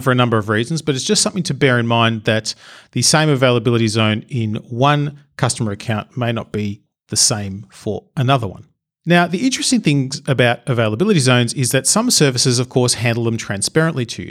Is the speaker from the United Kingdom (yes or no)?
no; Australia; I'm Australian